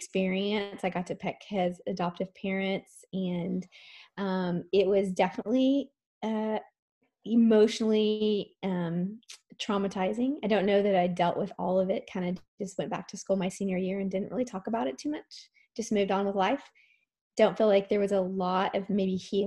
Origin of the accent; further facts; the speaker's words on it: Dallas, Texas, United States; I grew up in the Dallas area